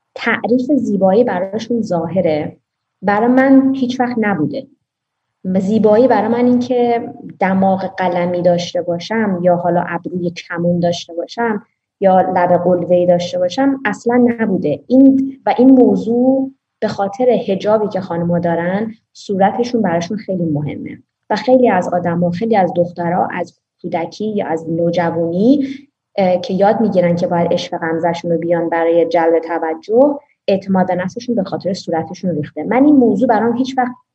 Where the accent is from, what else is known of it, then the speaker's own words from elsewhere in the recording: Iran; moved away; تو ایرانی گفتم بله